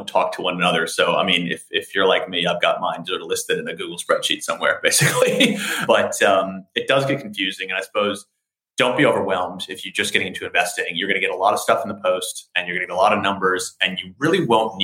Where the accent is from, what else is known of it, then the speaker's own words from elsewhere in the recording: United States; accent: American; moved away as an adult; also born or lived in Australia; as an American, as I'm sure you can hear in my accents